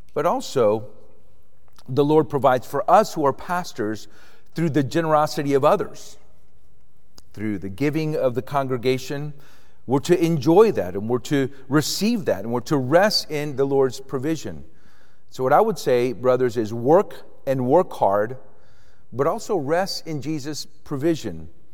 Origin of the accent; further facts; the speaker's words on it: Avon Park, Florida, United States; also born or lived in Puerto Rico; I grew up in Puerto Rico, Roman Catholic, so didn't have any experiences. But when I was eight years old, we moved to Florida, to Central Florida, and we moved to a part of Florida, a little town called Avon Park